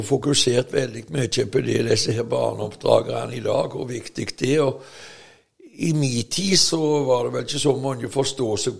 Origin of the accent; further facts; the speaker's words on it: Veavågen, Rogaland, Norway; der som jeg vokste opp, i Veavågen på 50-tallet og 60-tallet